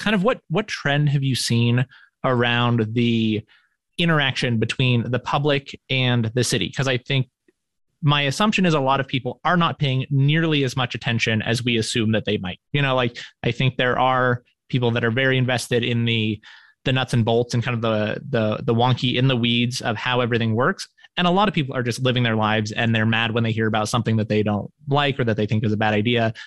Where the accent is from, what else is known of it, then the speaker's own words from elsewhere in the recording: Reno, Nevada, United States; moved away as an adult; I'm from Reno originally, but I lived away for most of my adult life and then moved back a few years ago